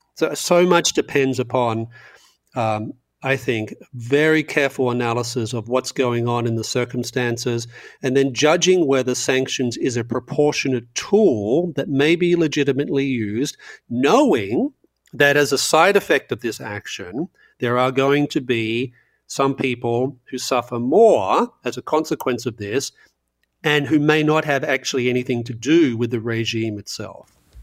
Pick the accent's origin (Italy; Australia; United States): Australia; growing up in Australia in the nineteen, uh, late seventies and early eighties